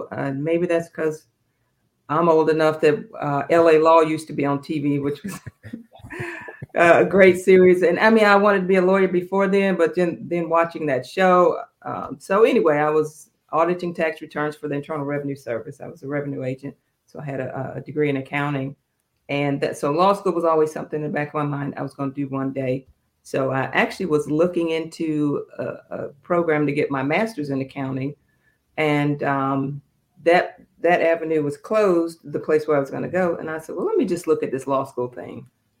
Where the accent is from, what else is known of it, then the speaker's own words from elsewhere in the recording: Fayetteville, North Carolina, United States; also born or lived in Georgia, United States; I was born here in Georgia at Fort Benning, Army brat. So my father got orders to Fort Bragg. I did most of my growing up in North Carolina, Fayetteville and Fort Bragg.